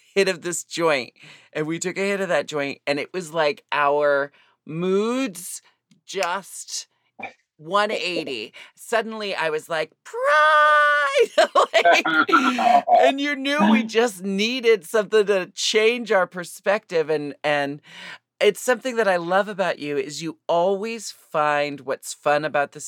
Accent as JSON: {"language": "English", "town": "Portland", "country": "United States", "also_born_or_lived": "Seattle", "moved": "yes", "said": "I'm from Portland"}